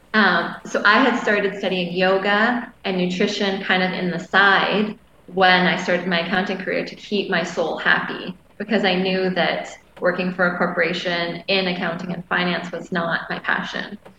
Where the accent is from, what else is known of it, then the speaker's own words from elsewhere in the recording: Canada; moved away as an adult; now in Maui, United States; I'm Canadian, so my ability to stay in Hawaii had been tied to my job